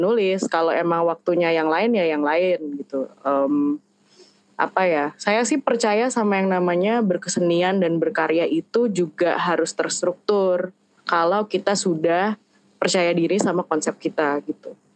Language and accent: Indonesian; Depok, West Java, Indonesia; moved away as an adult; also born or lived in Jakarta; now in Yogyakarta, Indonesia; aku gede di Depok dan uh, apa-apanya di Jakarta gitu dan sekarang pindah ke Jogja udah dua tahun